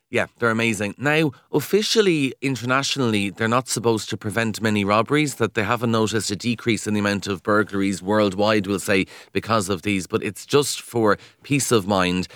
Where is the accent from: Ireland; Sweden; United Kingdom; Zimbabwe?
Ireland; Kildare, Leinster; I'm from Kildare